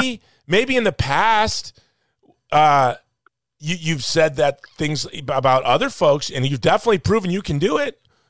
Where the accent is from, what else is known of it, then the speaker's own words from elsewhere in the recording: United States; As an American